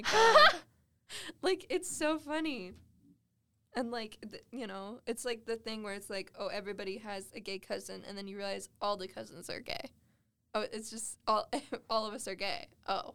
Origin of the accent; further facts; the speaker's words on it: Las Vegas, Nevada, United States; now in Cedar City, United States; I grew up in Vegas